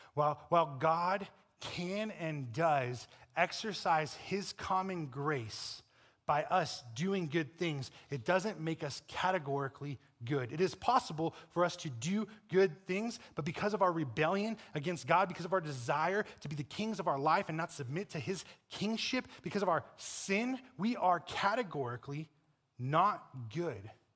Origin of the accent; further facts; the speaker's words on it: Colorado, United States; I'm from Colorado